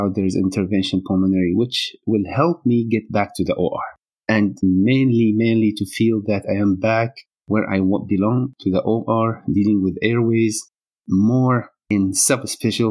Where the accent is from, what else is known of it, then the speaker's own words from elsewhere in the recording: Saudi Arabia; moved away as an adult; also born or lived in Hama, Syria; now in Kenosha, United States; I grew up, most of my school time was in Saudi Arabia, and most of my childhood friends are from there too